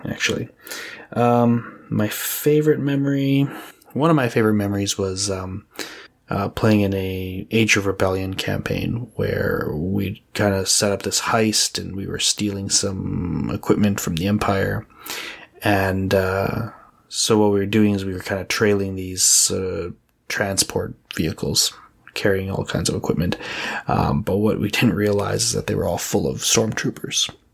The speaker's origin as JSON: {"language": "English", "town": "Edmonton", "region": "Alberta", "country": "Canada", "said": "I'm from Edmonton, Alberta, Canada."}